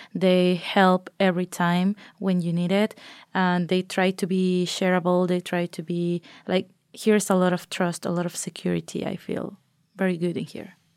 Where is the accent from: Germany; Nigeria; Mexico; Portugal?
Mexico; moved away as an adult; now in Norway; I'm from Mexico